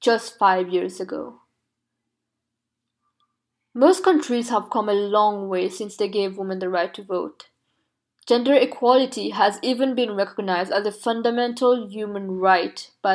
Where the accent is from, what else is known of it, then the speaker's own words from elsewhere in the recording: Mauritius; moved away; I was born in Mauritius, which is a country with very progressive gender equality laws.